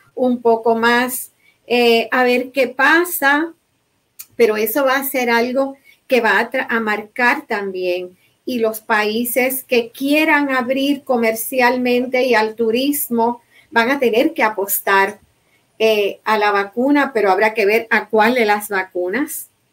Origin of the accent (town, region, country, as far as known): Puerto Rico